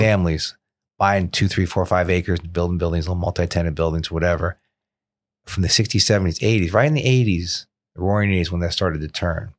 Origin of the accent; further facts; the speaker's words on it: South Florida, United States; born and raised in South Florida.